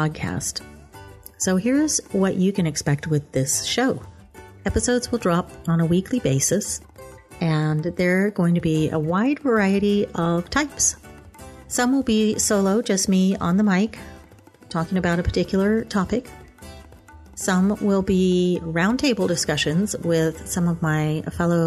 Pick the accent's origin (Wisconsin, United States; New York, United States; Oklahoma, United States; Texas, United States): Oklahoma, United States; Stillwater; moved away as an adult; I grew up in Stillwater, Oklahoma